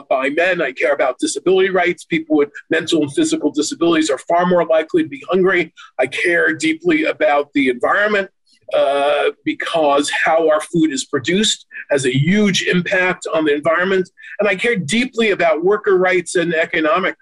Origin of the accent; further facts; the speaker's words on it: New York, United States; my hometown, New York